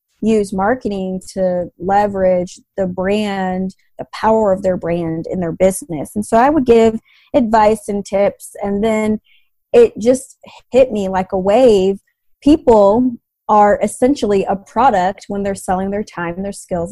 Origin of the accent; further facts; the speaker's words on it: Atlanta, Georgia, United States; I grew up in Atlanta